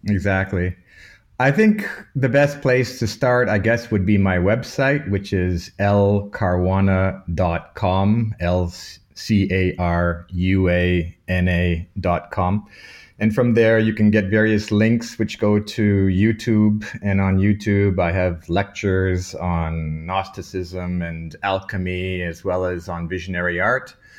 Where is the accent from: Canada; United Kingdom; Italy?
Canada; Toronto, Ontario; moved away as an adult; also born or lived in Malta / Munich; now in Vienna, Austria; I was born in Toronto, Canada, of Maltese parents, so my cultural background is from an island in the Mediterranean called Malta. And I grew up in Toronto, studied in Toronto, at the University of Toronto